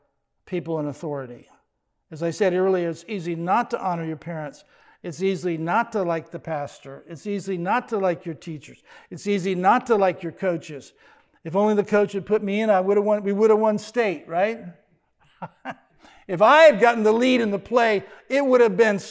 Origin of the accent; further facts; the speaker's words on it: United States; he made me an American